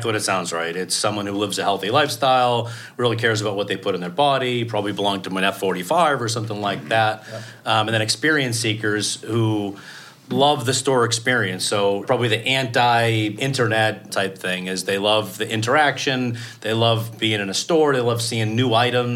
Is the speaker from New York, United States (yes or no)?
no; Boston, Massachusetts, United States; I'm from Boston